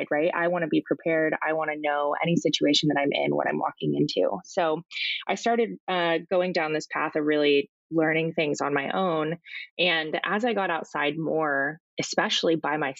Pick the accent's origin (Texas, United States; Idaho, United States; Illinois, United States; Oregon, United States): Oregon, United States; Portland; also born or lived in Alaska; I grew up down here in Portland